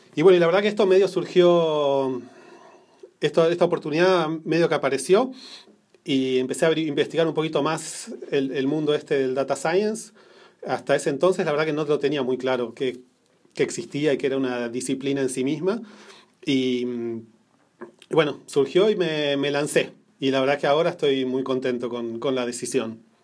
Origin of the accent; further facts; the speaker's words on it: Buenos Aires, Argentina; moved away as an adult; also born or lived in New Jersey, United States; now in Menlo Park, United States; nací en Argentina, en Buenos Aires